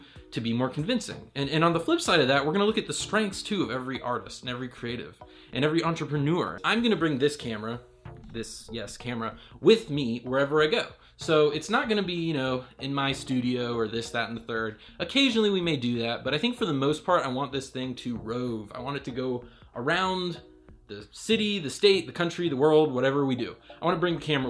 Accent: Raleigh, North Carolina, United States; I'm from Raleigh, North Carolina

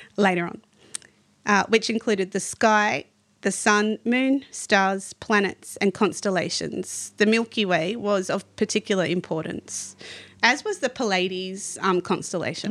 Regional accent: Australia; as an Aussie

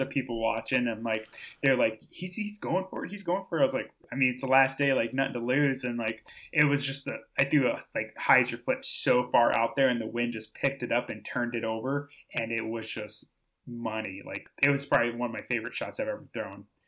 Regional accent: Austin, Minnesota, United States; I grew up in Austin, Minnesota. So Spam Town, U S A.

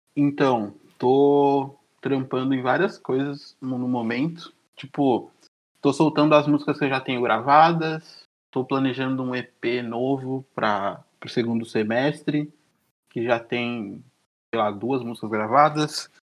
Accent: São Joaquim da Barra, São Paulo, Brazil; moved away; lá onde eu nasci, lá em São Joaquim da Barra

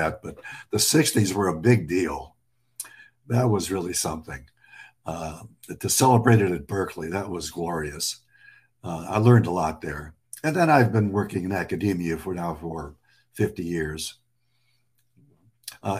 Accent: Lebanon; now in United States; I'm an American immigrant. I was born in Lebanon.

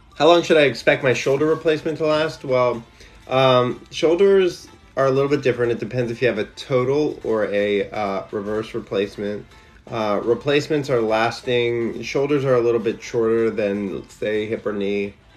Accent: Louisiana, United States; moved away; also born or lived in Shreveport / New Orleans; I grew up in Louisiana

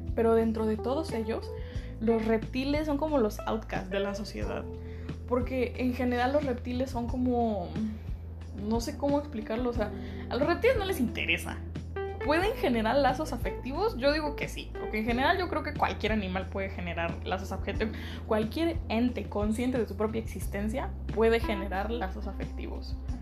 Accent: Mexico; la categoría en la que caigo mejor es en que soy mexicana

